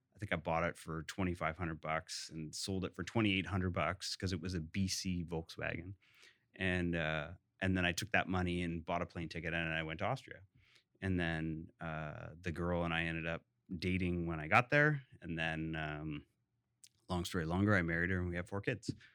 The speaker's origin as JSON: {"language": "English", "town": "Hamilton", "region": "Ontario", "country": "Canada", "tie": "born or raised there", "moved": "yes", "said": "I actually grew up in Ancaster, which is a suburb of Hamilton"}